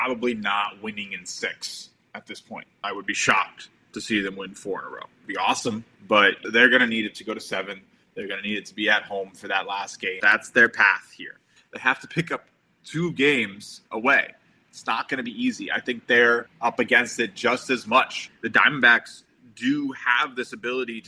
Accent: New York, United States; as a New Yorker

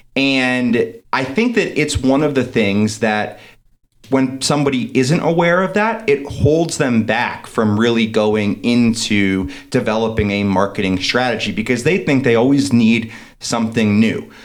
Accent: East Coast, United States; now in Denver, United States; I'm from the East Coast originally. Now I'm out in Denver.

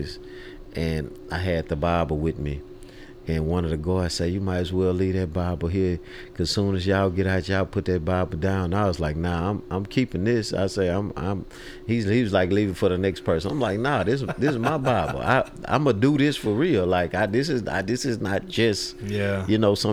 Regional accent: Houston, Texas, United States; I grew up in a neighborhood called Trinity Garden

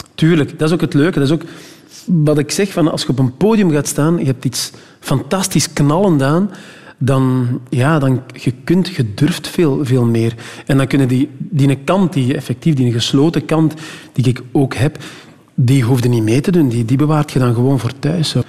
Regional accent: Meetjesland, Flanders, Belgium; bij ons in het Meetjesland

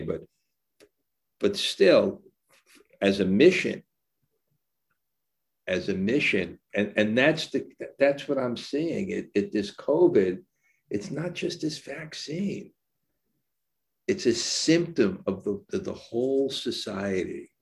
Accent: New York City, New York, United States; I was born in Brooklyn

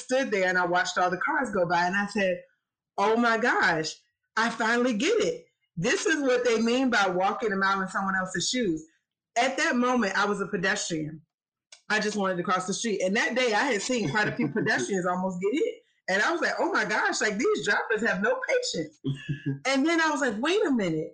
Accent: Petersburg, Virginia, United States; moved away as an adult; also born or lived in Chevy Chase, Maryland; I am from Petersburg, Virginia

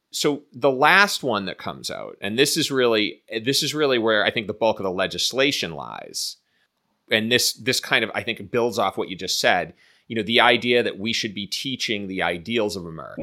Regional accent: Boston, Massachusetts, United States; moved away as an adult; also born or lived in Chicago; growing up in Boston, I grew up in, I mean, Boston is a fair, at least at the time when I was growing up, was a fairly segregated city

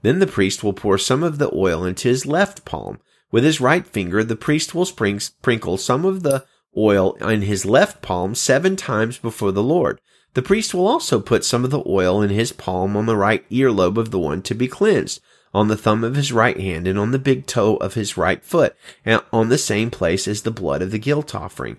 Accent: Pinson, Alabama, United States; now in California, United States; I'm in California now, but I come from good old Birmingham, Alabama, Pinson specifically

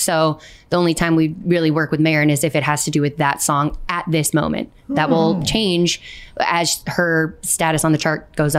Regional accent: suburb outside Chicago, Illinois, United States; I grew up outside Chicago. Well, I went to high school in a suburb outside Chicago.

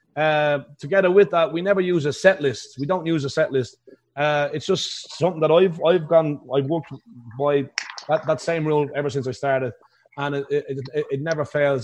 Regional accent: Ireland; accent: Irish; now in Las Vegas, United States

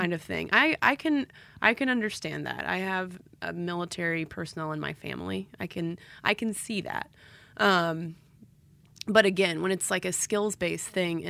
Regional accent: Quebec, Canada; first language French; English is a second language; I'm a French-speaking Quebecer with a lot of French exposure, especially when I was a kid.

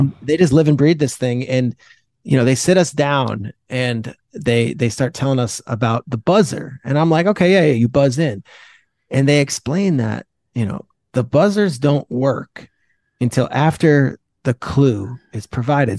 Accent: New Jersey, United States; I'm from Jersey

